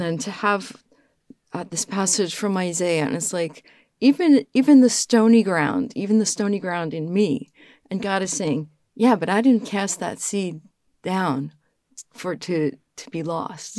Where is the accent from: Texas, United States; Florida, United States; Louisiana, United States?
Louisiana, United States; New Orleans; moved away; also born or lived in Rome; I'm from New Orleans